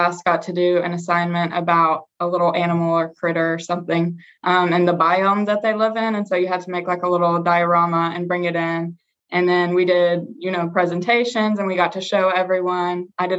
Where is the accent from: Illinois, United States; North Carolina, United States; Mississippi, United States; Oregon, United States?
North Carolina, United States; Morganton; I'm from Morganton, North Carolina.